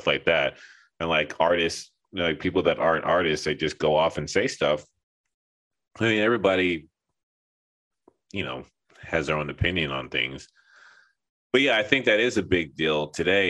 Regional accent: Los Angeles, California, United States; moved away as an adult; also born or lived in Texas; now in Linden, New Jersey, United States; I was homeschooled my whole life, and I grew up in Los Angeles

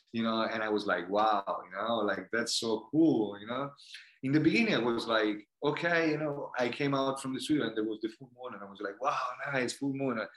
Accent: India; English is a second language; I personally, I grew up in going in India, and I saw how the karma work and how the energy of the universe canalized sometime.

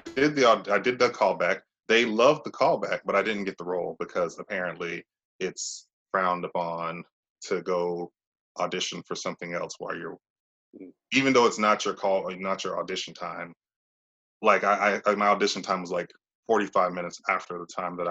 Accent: Mississippi, United States; moved away as an adult; also born or lived in Tennessee / New York City; I'm from Mississippi. That's where I am now.

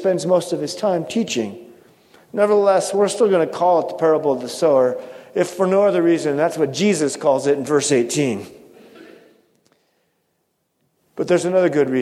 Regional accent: Pacific Northwest, United States; growing up in the Pacific Northwest

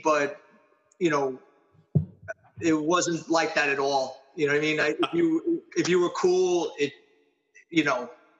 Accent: New York City, New York, United States; I was born in Astoria, Queens.

